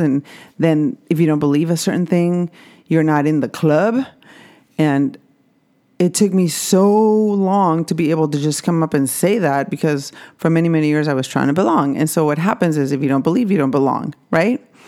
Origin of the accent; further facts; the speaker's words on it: Mexico; I grew up Catholic in Mexico